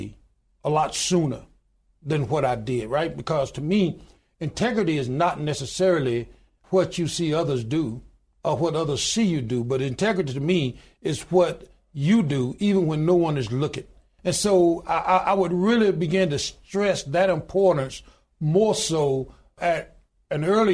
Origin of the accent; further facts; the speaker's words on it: Goodwater, Alabama, United States; I was born in the Deep South. I was born in a little small town in Goodwater, Alabama